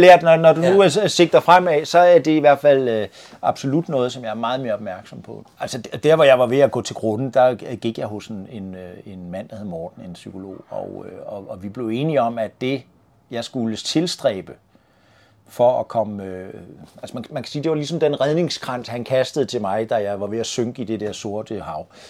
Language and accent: Danish; Svendborg, Southern Denmark, Denmark; moved away; also born or lived in North Zealand; den 11. januar i 1965 på Svendborg sygehus